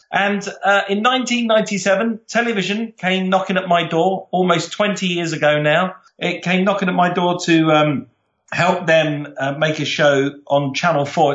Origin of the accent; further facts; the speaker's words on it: London, United Kingdom; I'm from South London, very proud South Londoner